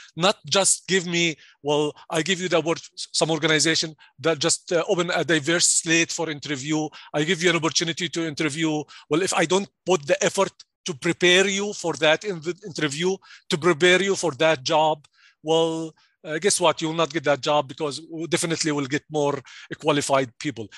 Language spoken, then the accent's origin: English; Jordan; English is a second language; moved away as an adult; also born or lived in Stevens Point, Wisconsin; now in United States; I'm originally from Jordan, and I'm sure you can flick, think, uh, you, you can hear my accent right now